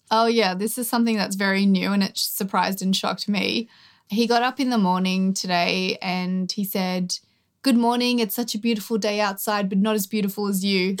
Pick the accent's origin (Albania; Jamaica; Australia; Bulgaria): Australia; born or raised there